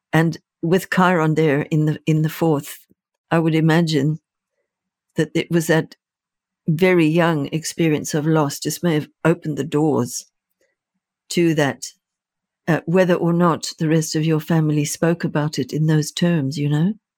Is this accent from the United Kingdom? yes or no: no; Zimbabwe; moved away; I was born in Rhodesia, which became Zimbabwe